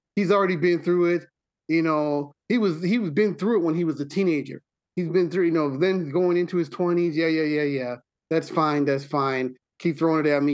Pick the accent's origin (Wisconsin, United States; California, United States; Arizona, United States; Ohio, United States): Wisconsin, United States; Milwaukee; I'm from Milwaukee